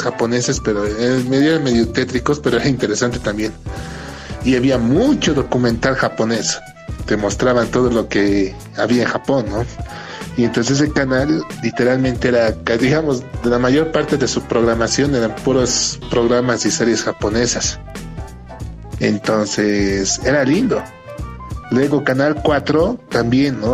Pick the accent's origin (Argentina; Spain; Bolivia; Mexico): Bolivia; Bolivia, nuestro país